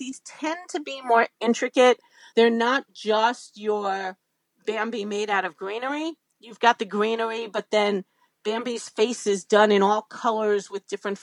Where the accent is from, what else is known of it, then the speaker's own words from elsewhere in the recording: Northeast, United States; I'm from the Northeast